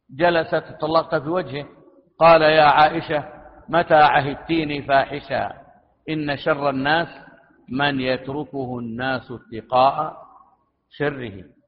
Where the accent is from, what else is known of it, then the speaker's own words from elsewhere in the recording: Saudi Arabia; بلادنا المملكة العربية السعودية